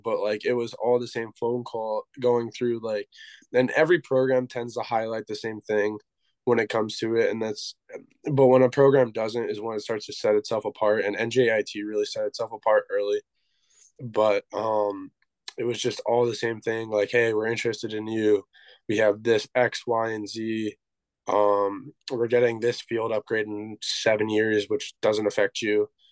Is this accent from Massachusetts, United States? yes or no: no; Pennsylvania, United States; I'm from Pennsylvania.